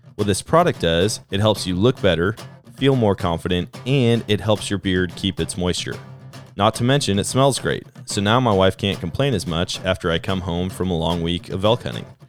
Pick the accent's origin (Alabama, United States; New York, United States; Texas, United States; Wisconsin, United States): Wisconsin, United States; moved away; I grew up in Wisconsin